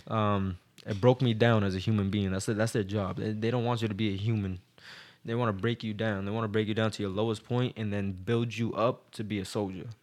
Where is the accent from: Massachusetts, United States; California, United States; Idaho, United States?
Massachusetts, United States; Boston; I was from Boston